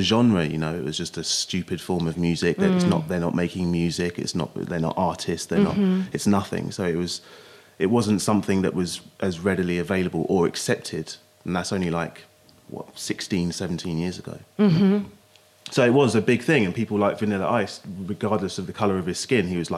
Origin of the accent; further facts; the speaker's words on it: Basingstoke, South East England, United Kingdom; also born or lived in London; I grew up in Hampshire, in Basingstoke